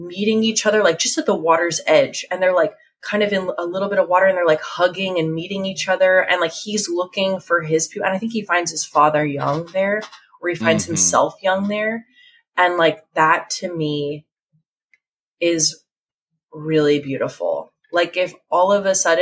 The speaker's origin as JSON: {"language": "English", "town": "Asbury Park", "region": "New Jersey", "country": "United States", "said": "I'm from the Jersey Shore. So like, you know, sort of like Asbury Park area"}